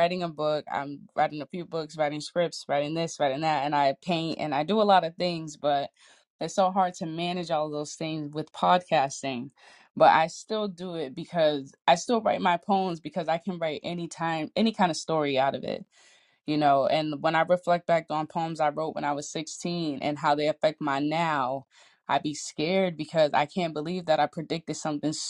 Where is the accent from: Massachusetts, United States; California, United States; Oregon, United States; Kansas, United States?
Massachusetts, United States; Boston; I'm from Boston